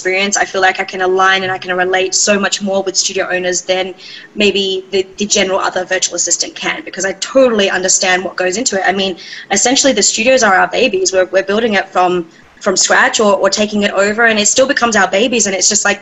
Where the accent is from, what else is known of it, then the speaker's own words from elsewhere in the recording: Australia; moved away as an adult; now in Seattle, United States; I originally am from, born and raised in Australia, and I made my way over to the States